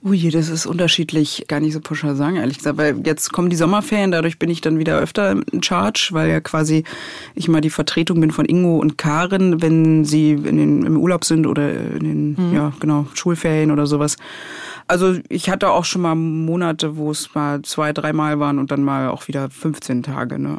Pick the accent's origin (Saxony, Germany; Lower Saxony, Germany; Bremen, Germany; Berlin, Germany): Berlin, Germany; also born or lived in Leipzig; ich komme ja aus Pankow und bis zu einem gewissen Alter bin ich auch nicht aus Pankow rausgekommen